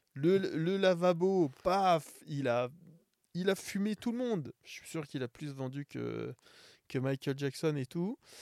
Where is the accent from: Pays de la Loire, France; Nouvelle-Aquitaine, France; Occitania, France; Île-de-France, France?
Île-de-France, France; Paris; je suis un Parisien, je suis un vrai Parisien